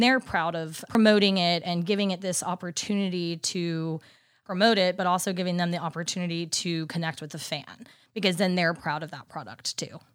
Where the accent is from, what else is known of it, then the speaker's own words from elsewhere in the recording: Dallas, Texas, United States; moved away as an adult; now in Nashville, United States; I'm originally from Dallas, Texas